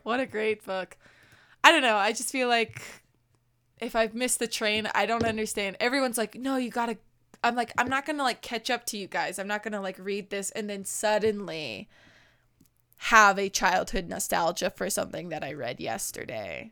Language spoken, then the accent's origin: English; Colorado, United States; My hometown in Colorado is five thousand three hundred twenty-eight feet in elevation